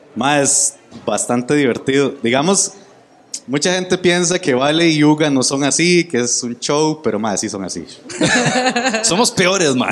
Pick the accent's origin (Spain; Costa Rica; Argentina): Costa Rica; San Juan Norte, Corralillo, Cartago; soy de San Juan Norte, Corralillo, Cartago